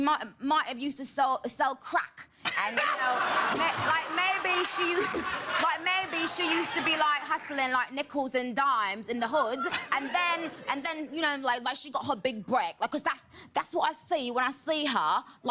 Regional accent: United Kingdom; accent: British; my British accent is sort of like a posh white lady, a rich white lady, right?

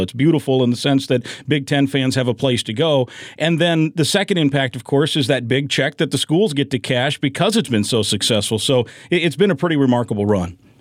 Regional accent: Iowa, United States; I, I, grew up in the state of Iowa.

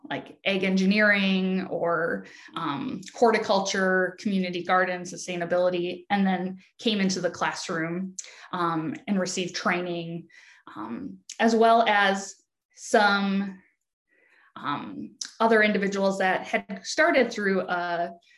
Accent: Wisconsin, United States; accent: Midwest; moved away as an adult; also born or lived in Oregon; now in Virginia, United States; And I hail from Wisconsin, so you'll hear my Midwest accent come across loud and clear.

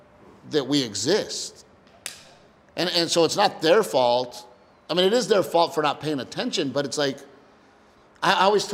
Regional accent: Portland, Texas, United States; moved away as an adult; also born or lived in Los Angeles; when you're a Texan, everybody gives each other a hard time. So, you know, growing up in Gregory, Portland, there was like, it was whites, Mexicans, and a couple of blacks. And we were all just Texans.

